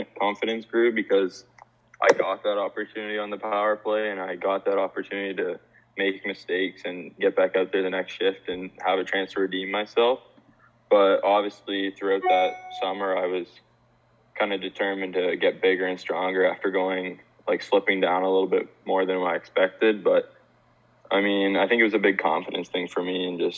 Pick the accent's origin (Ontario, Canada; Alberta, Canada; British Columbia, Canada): Ontario, Canada; Cambridge; I wanted to come back to Cambridge, like my hometown